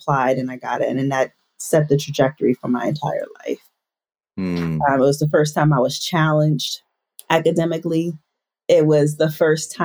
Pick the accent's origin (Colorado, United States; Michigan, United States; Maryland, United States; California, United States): Maryland, United States; Baltimore; born and raised in Baltimore City